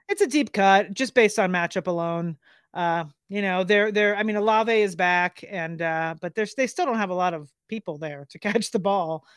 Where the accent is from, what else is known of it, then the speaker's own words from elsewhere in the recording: Miami, Florida, United States; I grew up in Miami